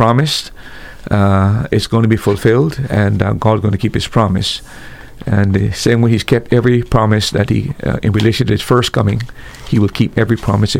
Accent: Jerusalem, Jerusalem District, Israel; born there; I was born actually in Jerusalem.

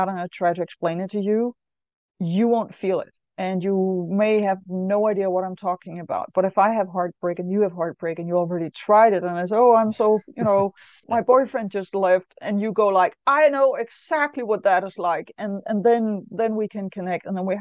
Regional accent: Denmark; I know I'm from Denmark. I know that in the 70s, when I went to school

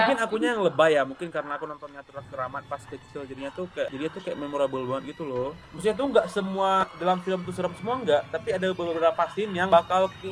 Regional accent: Aceh, Indonesia; bentar aku dari Aceh ya. Kayak dari Aceh enggak ada kayak yang basic aja sih

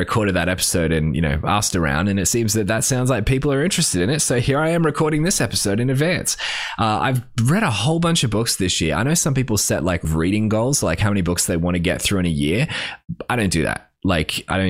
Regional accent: Australia; we grew up in Australia

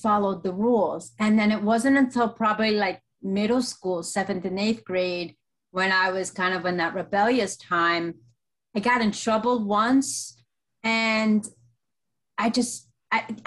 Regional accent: United States; also born or lived in Colombia; I was born and raised in America.

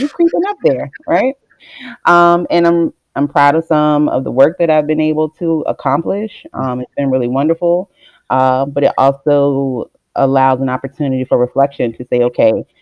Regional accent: Richmond, United States; I'm born and raised in Richmond. I'm a Richmond girl. I've been here majority of my life

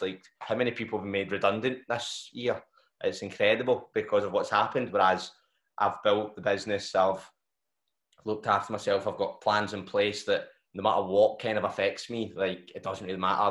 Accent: Glasgow, Scotland, United Kingdom; I, I haven't ventured far still the south side

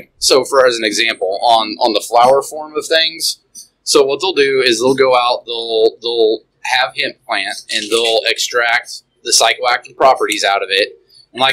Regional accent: Indiana, United States; also born or lived in California; I grew up in Indiana, but I was out in California for about 4 years.

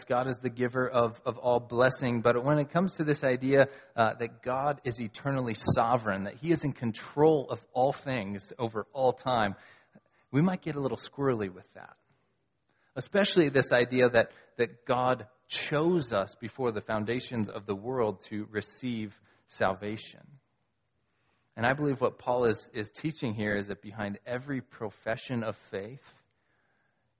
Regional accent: United States; I'm an American

